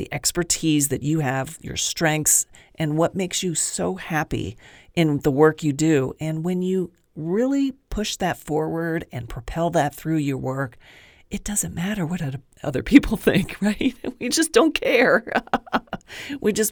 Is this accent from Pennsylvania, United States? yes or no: yes; Pennsylvania, United States; I grew up in Pennsylvania